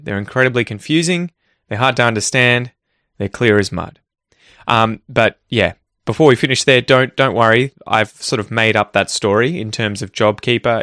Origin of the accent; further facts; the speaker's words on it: Australia; growing up in Australia